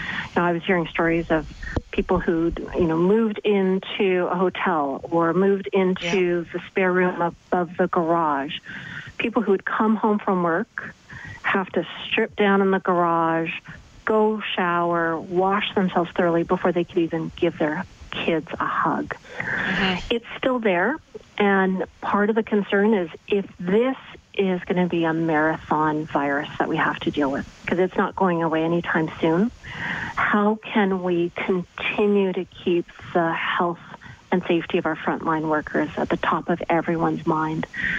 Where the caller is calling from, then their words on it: Winnipeg, Manitoba, Canada; so I'm calling you from Winnipeg.